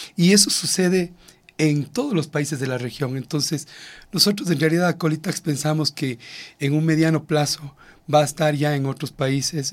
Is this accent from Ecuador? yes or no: yes; Ecuador; como ecuatorianos